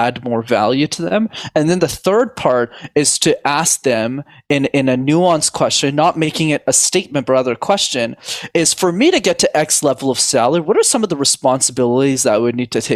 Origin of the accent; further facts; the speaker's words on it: Canada; I was born in Canada, born and raised.